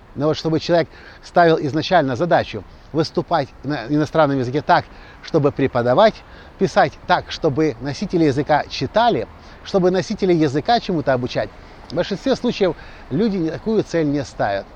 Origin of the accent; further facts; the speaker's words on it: Ukraine; мы приехали из Украины